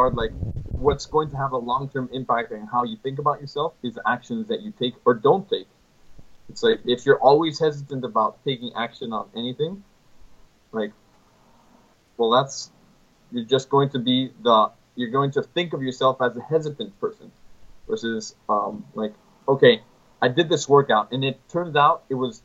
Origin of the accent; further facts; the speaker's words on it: Mexico; I'm from Mexico.